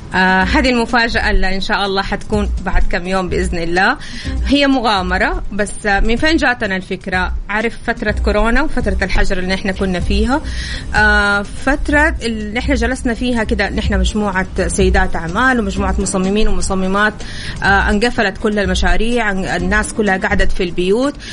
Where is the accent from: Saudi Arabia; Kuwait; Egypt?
Saudi Arabia; أنا كمصممة سعودية ودارسة